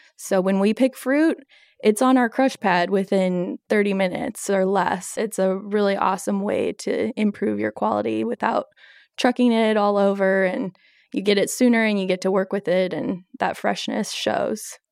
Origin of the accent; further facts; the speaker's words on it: Oregon, United States; I'm a native Oregonian